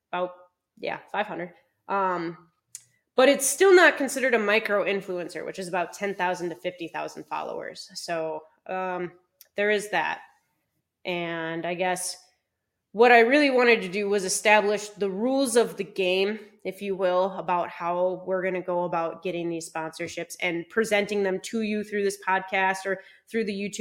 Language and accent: English; Minnesota, United States; moved away as an adult; now in California, United States; I was born and raised in Minnesota.